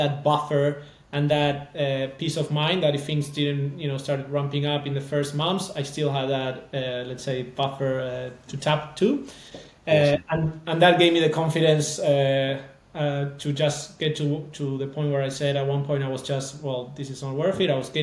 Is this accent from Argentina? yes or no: yes; Argentina; moved away; So I'm also from Argentina